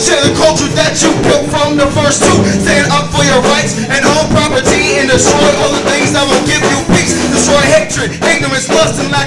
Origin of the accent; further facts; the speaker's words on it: Boston, Massachusetts, United States; moved away as an adult; now in Sacramento, United States; I am from Boston, Massachusetts.